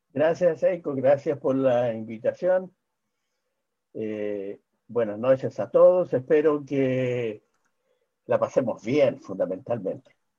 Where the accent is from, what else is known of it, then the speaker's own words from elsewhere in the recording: Chile; he sido eh, en mi país probablemente el médico que primero planteó la necesidad